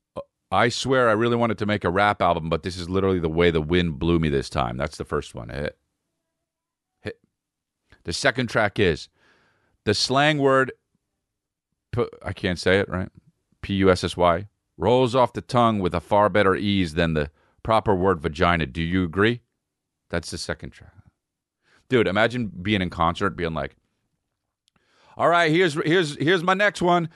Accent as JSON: {"language": "English", "country": "United States", "said": "I'm American"}